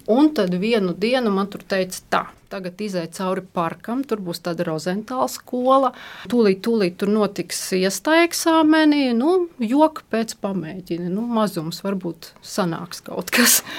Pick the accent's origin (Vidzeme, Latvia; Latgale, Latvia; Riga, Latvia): Riga, Latvia; Nu, īsumā bija tā, man bērnība pagāja Rīgā.